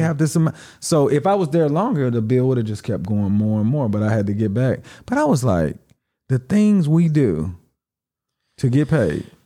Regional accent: United States; moved away; being American

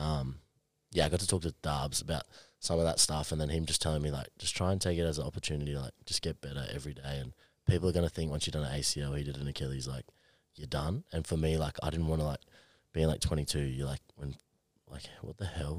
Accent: Queensland, Australia; also born or lived in Brisbane; now in Gold Coast, Australia; I'm a Queenslander

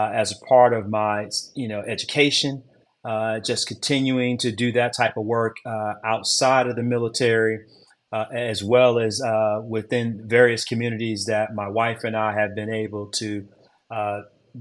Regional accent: Detroit, Michigan, United States; moved away as an adult; I'm originally from Detroit, Michigan

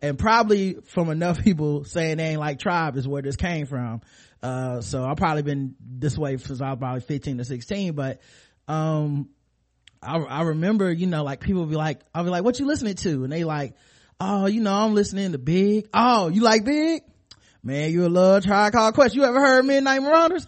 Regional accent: the South, United States; growing up in the South

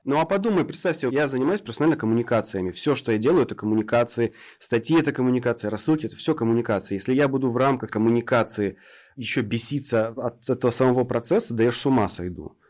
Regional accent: Krasnodar Krai, Russia; я вот с Кубани

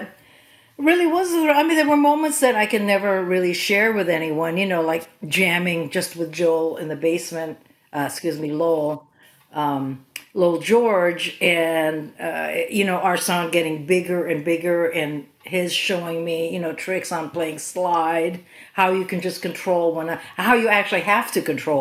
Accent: Philippines; moved away; also born or lived in California; I'm Filipina and was raised in the Philippines

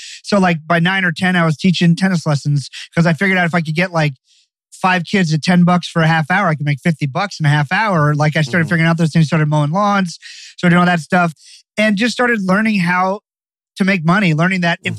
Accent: Barbados; now in United States; So I'm from Barbados, the island of Barbados. My family's been there for 300 years.

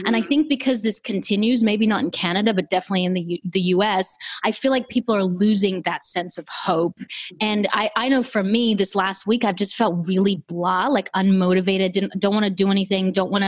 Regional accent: Australia; now in United States; I'm Australian.

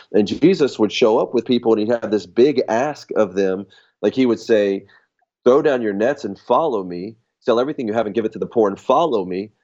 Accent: United States; I was born in America

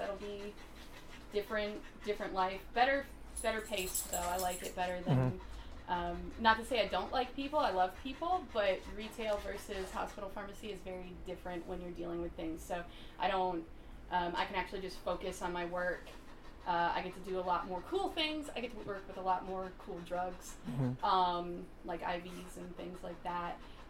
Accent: York, Pennsylvania, United States; also born or lived in Chicago / Georgia / Utah; I came down here from Pennsylvania. I came from an area called York, which is around the border of Lancaster, but that is not my first home.

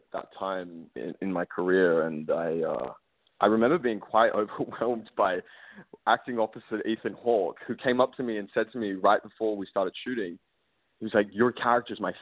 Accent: Australia; I'm Australian. I grew up in a country where, gun laws are just different where I come from

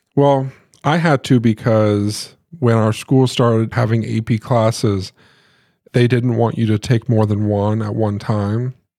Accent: Muncie, Indiana, United States; Josh and I grew up in Muncie. That's where we spent most of our lives

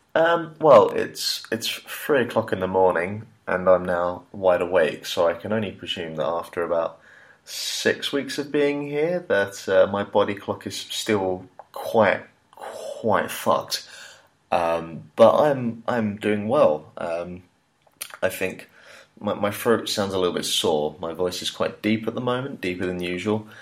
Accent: Hertfordshire, East of England, United Kingdom; moved away as an adult; now in China; Hertfordshire uh, than just specifically London. You know, just trying to big up my home home, home, home county

